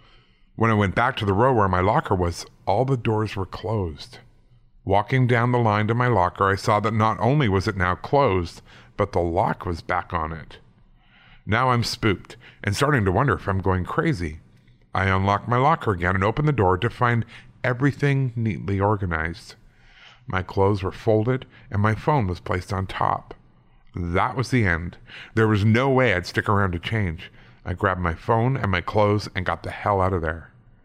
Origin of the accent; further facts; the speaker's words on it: Las Vegas, Nevada, United States; I was born and raised in Las Vegas, and this story comes from my high school days there